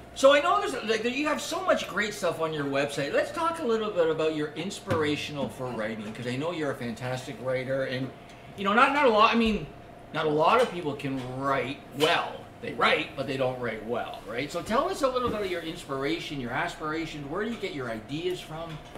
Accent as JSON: {"language": "English", "town": "Scarborough", "region": "Ontario", "country": "Canada", "tie": "born or raised there", "said": "where I grew up in Scarborough"}